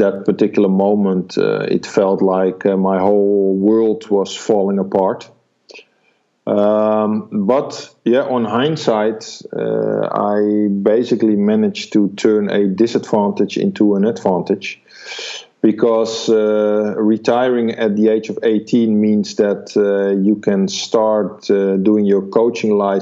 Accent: Amsterdam, North Holland, Netherlands; I was born in Amsterdam with the home team Ajax, doing really well in the early 70s

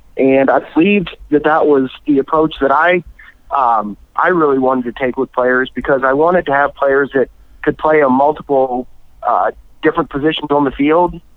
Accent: Atlanta, Georgia, United States; I grew up in the Atlanta area

